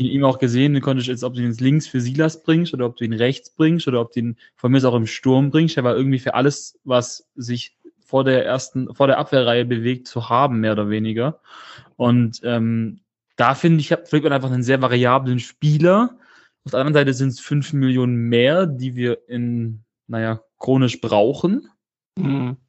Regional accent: Stuttgart, Baden-Württemberg, Germany; ich komme aus Stuttgart, bin geboren und aufgewachsen in Stuttgart

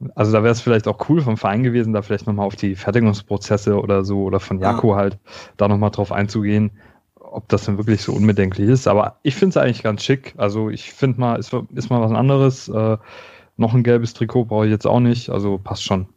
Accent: Stuttgart, Baden-Württemberg, Germany; ich komme aus Stuttgart

